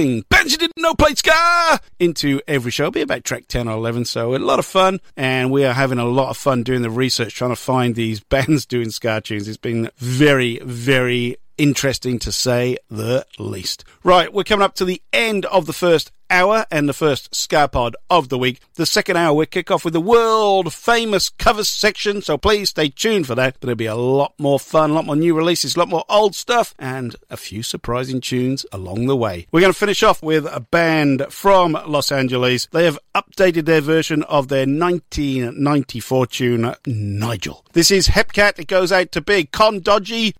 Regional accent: Wales, United Kingdom; out of Newtown in mid Wales, my home country

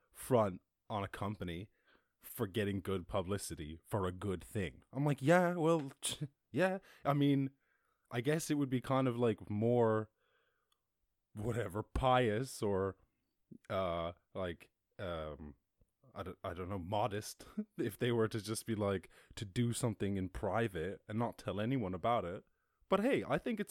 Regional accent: Ireland; I grew up in Ireland

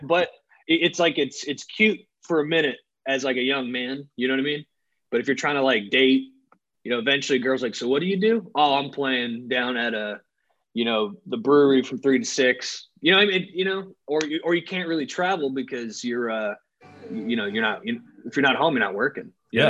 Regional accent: Charleston, South Carolina, United States; also born or lived in Nashville; I'm from Charleston, but I used to live in Nashville too.

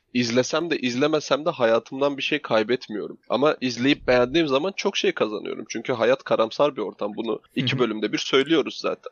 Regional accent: Black Sea Region, Turkey; Biz Karadenizliyiz, horon teperiz.

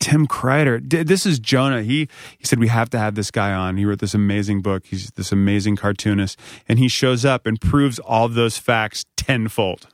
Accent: Northern Virginia, United States; I'm from Northern Virginia

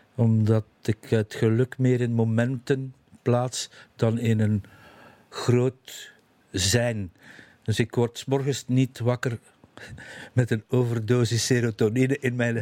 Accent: Zottegem, Flanders, Belgium; now in Leest, Belgium; mijn kinderjaren in Zottegem

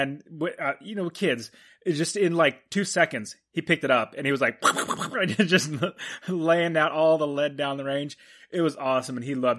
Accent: Fresno, California, United States; now in Phoenix, United States; where we grew up in Fresno, where you currently live now, it gets smoggy.

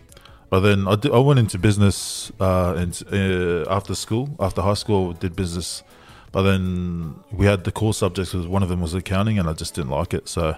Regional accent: Melbourne, Victoria, Australia; we're from Melbourne

